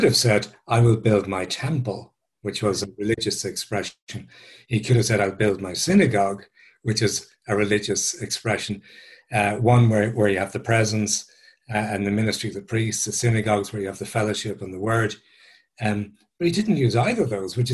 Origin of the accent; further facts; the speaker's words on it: Dublin, Leinster, Ireland; I'm an Irish guy. I grew up in South Dublin